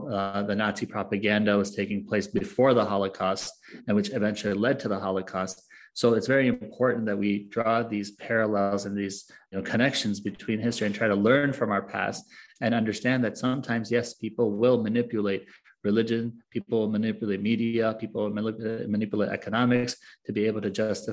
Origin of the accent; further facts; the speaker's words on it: United States; also born or lived in Egypt; I was born and raised in the United States